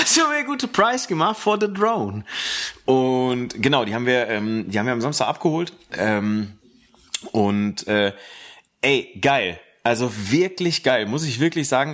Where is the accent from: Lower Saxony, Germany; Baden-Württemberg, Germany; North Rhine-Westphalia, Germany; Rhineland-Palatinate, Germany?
North Rhine-Westphalia, Germany; Ruhr area; Bei uns im Ruhrgebiet